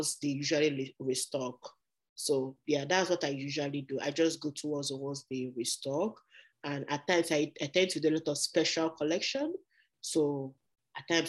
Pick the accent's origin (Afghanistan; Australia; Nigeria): Nigeria; moved away as an adult; now in Canada; I'm from Nigeria.